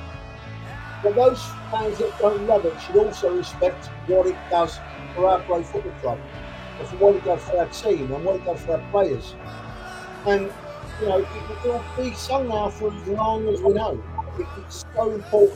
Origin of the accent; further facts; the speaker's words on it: London, United Kingdom; I was born and brought up in North London